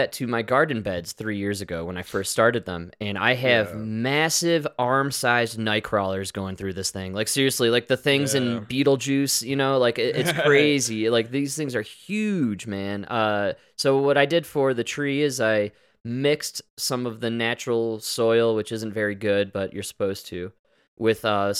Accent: United States; Because we're American.

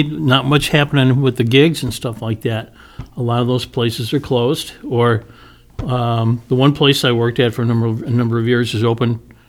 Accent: Lombard, Illinois, United States; also born or lived in Westchester, Illinois; And then we moved to Lombard. Okay. And I grew up in Lombard, junior high and high school.

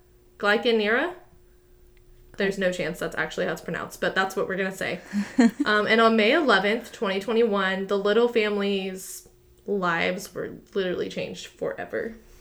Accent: Texas, United States; this Texan girl

